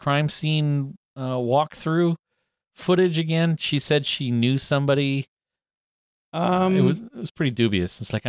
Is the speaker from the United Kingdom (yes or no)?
no; Northern Ontario, Canada; I'm from Northern Ontario.